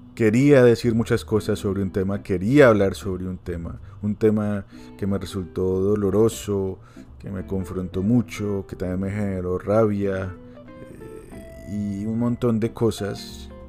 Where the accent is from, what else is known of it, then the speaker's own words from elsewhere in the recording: Colombia; como colombiano